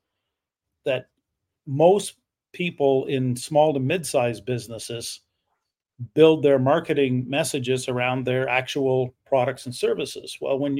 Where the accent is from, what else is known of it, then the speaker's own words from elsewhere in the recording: Canada; I am a Canadian